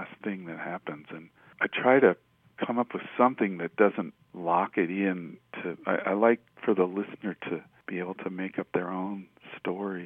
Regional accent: Denver, Colorado, United States; moved away as an adult; also born or lived in Greeley, Colorado; I grew up in Denver

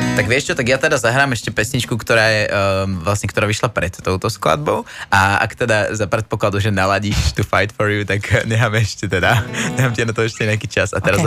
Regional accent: Liptov, Žilina Region, Slovakia; u nás na Liptove

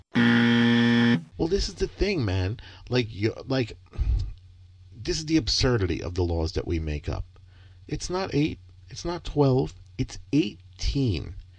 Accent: Michigan, United States; I was born in Michigan

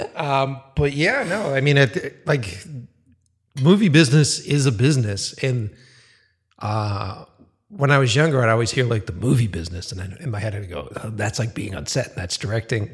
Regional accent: Boston, Massachusetts, United States; moved away; back in Boston, my hometown

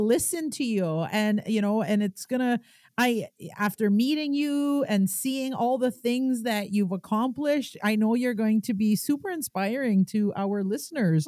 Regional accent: Kitigan Zibi, Quebec, Canada; I'm an entrepreneur from Kitigan, Zibi, and Anishinaabe.

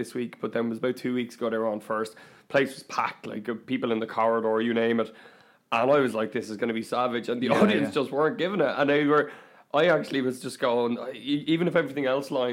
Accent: Glendalough, County Wicklow, Ireland; also born or lived in Dublin; I grew up in Glendalough, and I went to school in a place called Rathdrum in County Wicklow

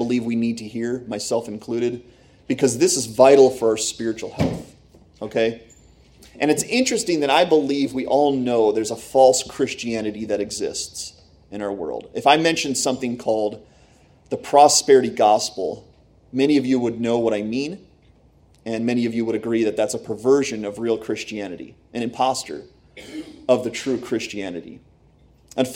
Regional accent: Pennsylvania, United States; also born or lived in Michigan; I grew up here

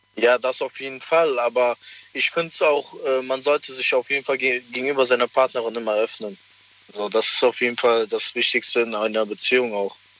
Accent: Cologne, North Rhine-Westphalia, Germany; Aus Köln

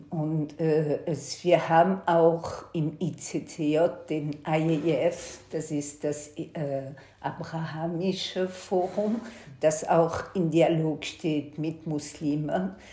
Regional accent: Antwerp, Flanders, Belgium; ich bin in Belgien geboren, in 1955, äh, habe eine jüdische Schule in Antwerpen besucht und habe als Kind immer die Polizei vor meiner Schule gestehen.

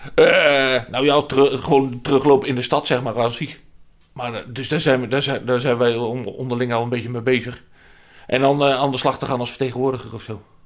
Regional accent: North Brabant, Netherlands; moved away; waar ik vandaan kom

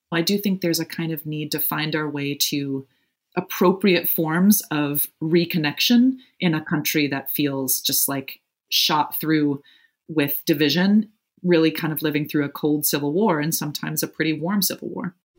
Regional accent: Evanston, Illinois, United States; also born or lived in Providence, Rhode Island; I grew up just outside Chicago in Evanston, Illinois.

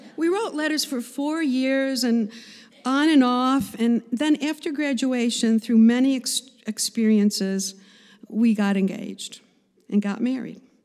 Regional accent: Cheektowaga, New York, United States; I was born in Buffalo, New York, in a suburb called Cheektowaga

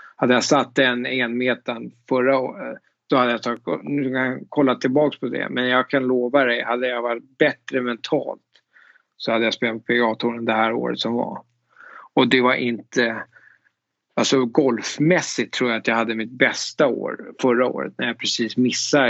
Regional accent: Danderyd, Stockholm County, Sweden; moved away as an adult; now in Augusta, United States; jag växte upp i Danderyd

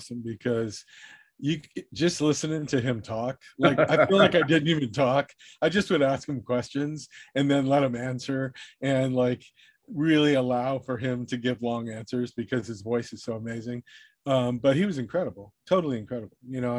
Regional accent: Southern California, United States; I grew up in Southern California.

